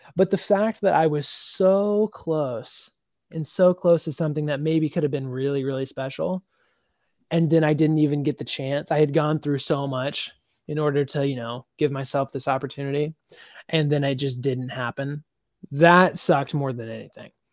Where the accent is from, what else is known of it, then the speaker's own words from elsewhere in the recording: Nebraska, United States; moved away as an adult; now in Nashville, United States; when I moved from Nebraska to Nashville